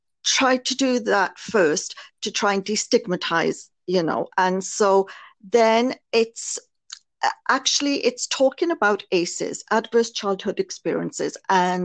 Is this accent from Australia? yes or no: no; Wales, United Kingdom; moved away as an adult; now in Canada; Originally, I was born in Wales in the United Kingdom, became a nurse. My childhood there was actually extremely abusive